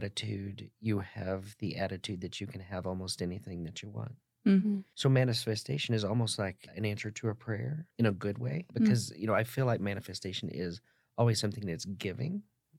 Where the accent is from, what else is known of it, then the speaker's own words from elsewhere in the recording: the South, United States; also born or lived in Dallas, Texas; I grew up in the South.